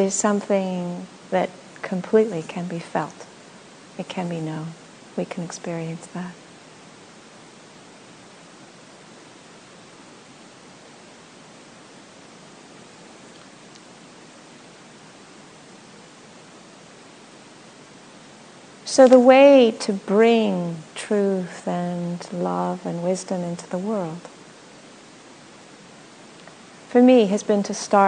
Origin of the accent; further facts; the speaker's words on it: Los Angeles, California, United States; moved away as an adult; also born or lived in Australia; now in Portland, United States; I was born in Los Angeles, you know. I didn't actually grow up with nature. I grew up with in a concrete jungle